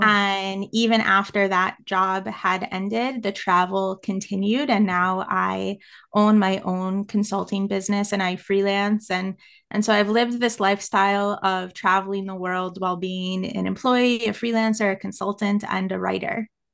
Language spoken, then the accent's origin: English; United States; accent: American; moved away as an adult; I am American